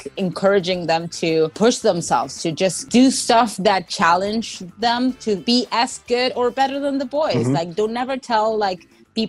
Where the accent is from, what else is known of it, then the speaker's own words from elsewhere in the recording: Argentina; now in United States; my growing up in Argentina